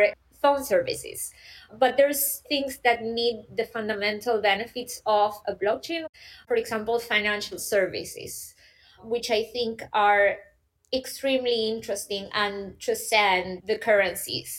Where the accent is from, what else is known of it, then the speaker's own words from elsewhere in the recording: Argentina; moved away as an adult; now in Berlin, Germany; I am originally from Argentina, but I have been living in Germany, in Berlin, for the past 10 years.